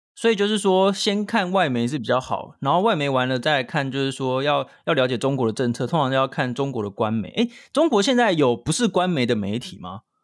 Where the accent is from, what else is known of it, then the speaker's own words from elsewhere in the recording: Taiwan; 我们台湾这边看到的中国的新闻很多嘛